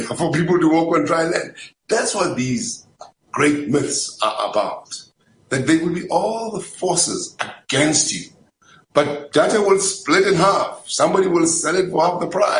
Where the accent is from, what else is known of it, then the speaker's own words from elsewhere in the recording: Springs, Gauteng, South Africa; I grew up in Springs